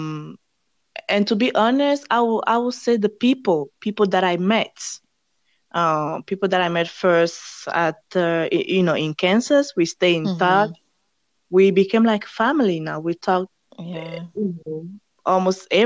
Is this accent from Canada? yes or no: no; Togo; first language French; English is a second language; moved away as an adult; now in United States; I'm from Togo.